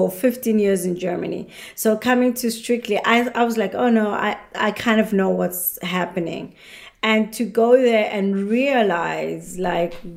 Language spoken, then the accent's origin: English; South Africa; moved away; When we grew up in South Africa